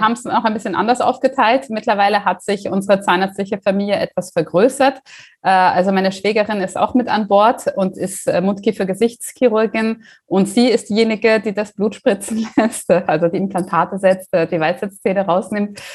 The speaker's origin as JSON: {"language": "German", "country": "Germany", "tie": "born or raised there", "moved": "as an adult", "lives_now": "Austria", "said": "ich bin gebürtige Deutsche, habe mich aber in Österreich niedergelassen"}